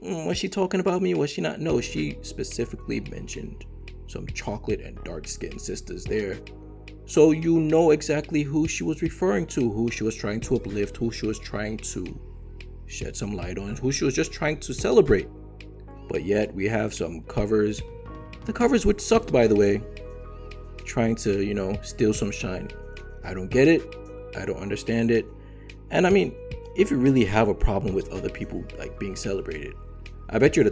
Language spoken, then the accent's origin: English; Nigeria; accent: Nigerian; also born or lived in United States; my accent, I'm Nigerian. Nigerian-American